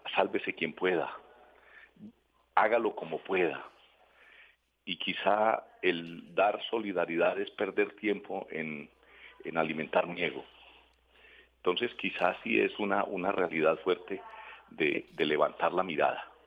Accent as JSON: {"language": "Spanish", "country": "Colombia", "said": "nosotros como colombianos"}